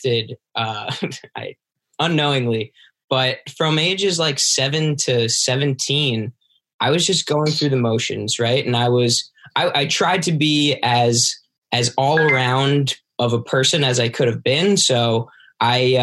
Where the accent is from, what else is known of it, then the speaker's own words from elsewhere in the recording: New York, United States; I'm from New York